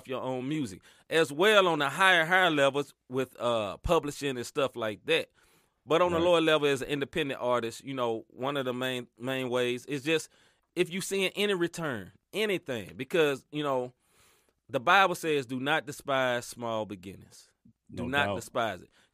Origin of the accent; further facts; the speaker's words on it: the South, United States; I grew up in the South